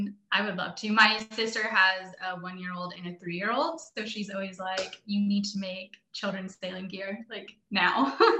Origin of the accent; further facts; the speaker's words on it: Bay Area, California, United States; also born or lived in Tiburon; I recently moved to Tiburon from San Francisco, which is great being near the water. And I grew up in the Bay Area.